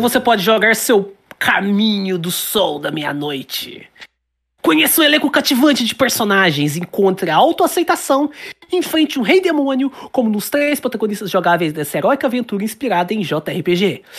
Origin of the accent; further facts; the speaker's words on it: Brazil; eu sou brasileiro